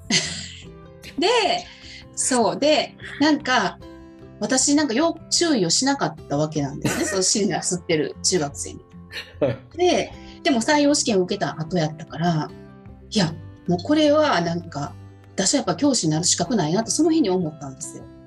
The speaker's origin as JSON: {"language": "Japanese", "region": "Osaka", "country": "Japan", "said": "私大阪の人なんで"}